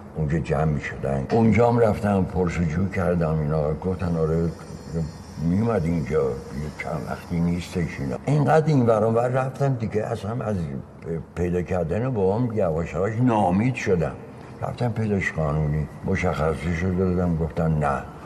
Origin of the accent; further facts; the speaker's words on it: Tehran, Tehran Province, Iran; also born or lived in Rasht, Gilan, Iran; پدر مادرم اومدن تهران تهران ناصر خسرو تو یه خیابونی بود اونجا به نام مردی کلاس دوم ابتدایی رو رفتیم